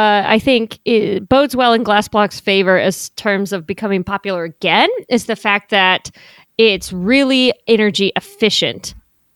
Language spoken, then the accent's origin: English; Southern California, United States; Having grown up in Southern California